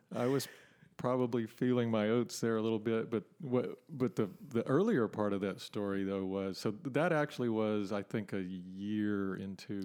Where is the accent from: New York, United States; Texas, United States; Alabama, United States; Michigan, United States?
Texas, United States; Port Neches; also born or lived in California; I grew up in Port Neches and spent a bunch of time on the river